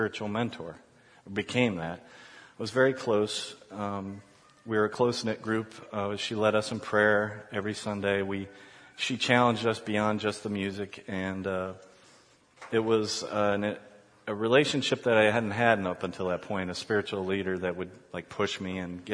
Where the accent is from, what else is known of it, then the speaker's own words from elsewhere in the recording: Columbus, Ohio, United States; moved away as an adult; also born or lived in Chicago; My wife and I were born and raised in Columbus, but moved around a little bit